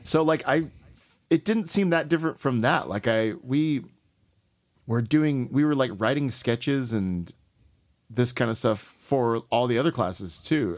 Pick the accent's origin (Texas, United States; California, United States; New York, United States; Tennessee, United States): Texas, United States; Houston; also born or lived in Columbus, Mississippi / Raleigh, North Carolina; I'm from Texas